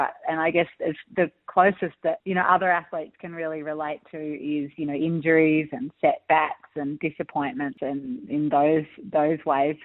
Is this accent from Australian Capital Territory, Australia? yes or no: no; Olinda, Victoria, Australia; I grew up in the Dandenong Ranges up in Olinda.